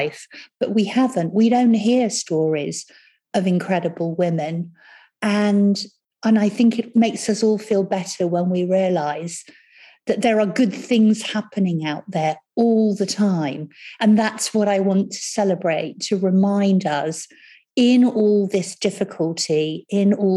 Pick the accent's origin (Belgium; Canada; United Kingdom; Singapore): United Kingdom; Cranleigh, South East England; also born or lived in Rio de Janeiro, Brazil / Surbiton; we came back to the UK and I lived in a little village called Cranley for a while. And then when I was older, I went to a school called Surbiton High School